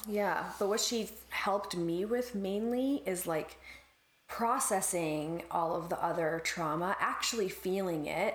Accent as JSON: {"language": "English", "country": "Canada", "said": "as a Canadian"}